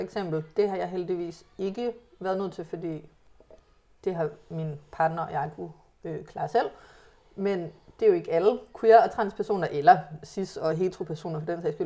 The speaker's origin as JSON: {"language": "Danish", "town": "Hillerød", "region": "Capital Region of Denmark", "country": "Denmark", "tie": "born or raised there", "said": "jeg er vokset op tæt på København"}